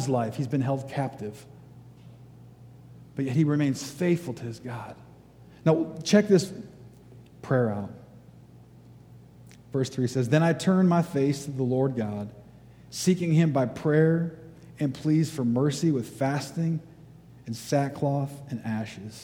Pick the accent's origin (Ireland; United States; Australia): United States; Detroit, Michigan; I'm from Detroit.